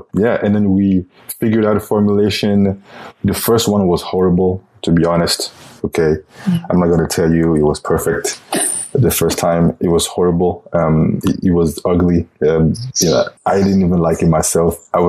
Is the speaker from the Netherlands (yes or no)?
no; Cameroon; English is a second language; moved away as an adult; also born or lived in Belgium; now in United States; Well, I'm from Cameroon in Africa. Actually, I was born in Belgium.